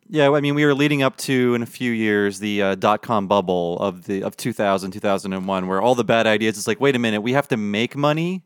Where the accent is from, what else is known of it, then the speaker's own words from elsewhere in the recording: United States; I grew up in America